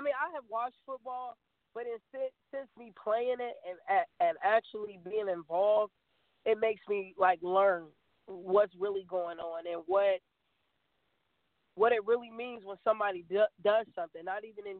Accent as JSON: {"language": "English", "area": "Hampton Roads", "region": "Virginia", "country": "United States", "said": "I'm from Hampton Roads"}